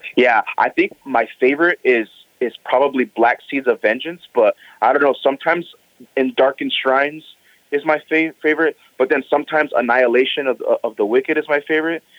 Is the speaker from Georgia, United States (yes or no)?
no; Pomona, California, United States; also born or lived in Los Angeles, United States; I grew up in Pomona.